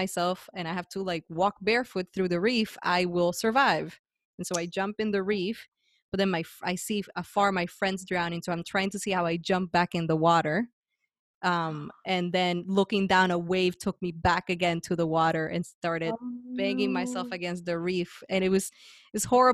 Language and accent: English; Guaynabo, Puerto Rico; moved away as an adult; also born or lived in San Juan; I was born and raised there. I left at 25, so my entire life